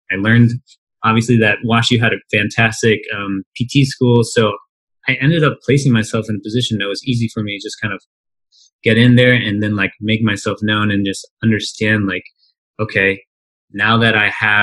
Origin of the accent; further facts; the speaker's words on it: Midwest, United States; also born or lived in St. Louis, Missouri; I grew up in the Midwest, and I went to school in St. Louis